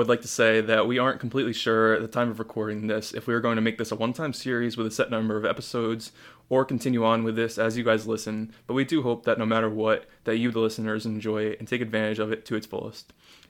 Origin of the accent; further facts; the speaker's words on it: Wayne, New Jersey, United States; I'm from Wayne, New Jersey